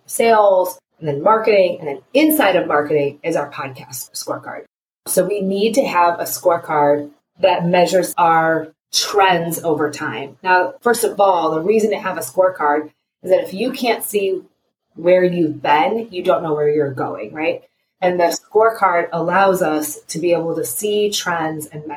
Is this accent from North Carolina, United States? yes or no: no; Cleveland, Ohio, United States; I am a mama from Cleveland, Ohio.